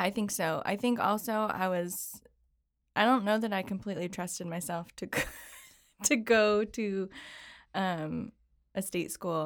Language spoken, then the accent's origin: English; Syracuse, New York, United States; I grew up in Syracuse, New York